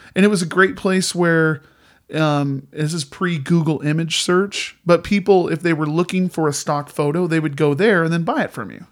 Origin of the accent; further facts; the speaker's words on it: Indiana, United States; moved away; also born or lived in Montana; I grew up in Indiana, uh, as a little kid